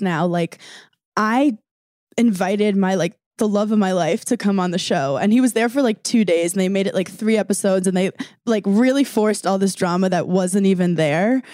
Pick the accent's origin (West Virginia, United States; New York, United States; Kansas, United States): New York, United States; I'm from New York